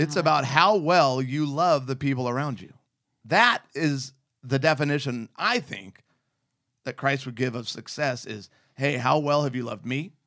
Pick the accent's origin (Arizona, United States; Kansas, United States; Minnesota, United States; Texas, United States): Arizona, United States; also born or lived in Southern California; Growing up in Arizona in the middle of the desert